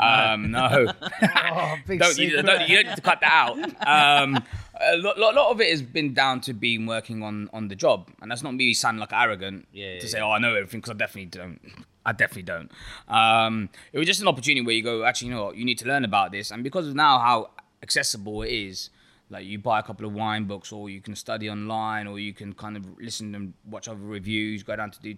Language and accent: English; Ealing, London, United Kingdom; now in Birmingham, United Kingdom; So I'm originally from Ealing in London. So I came up to Birmingham when I was 18 years old, did my degree, did a placement.